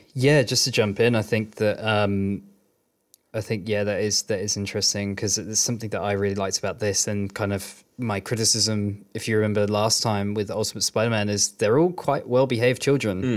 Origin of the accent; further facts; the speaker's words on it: Bedford, East of England, United Kingdom; I was growing up in Bedford